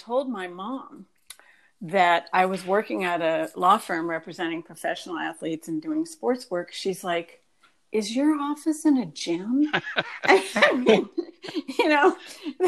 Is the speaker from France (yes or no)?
yes; France; moved away; also born or lived in Washington, D.C.; I was raised in France. I went to French schools